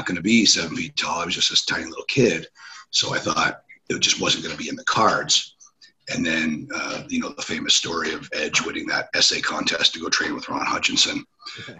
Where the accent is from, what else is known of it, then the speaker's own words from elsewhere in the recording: Ontario, Canada; in my hometown, at the little hockey arena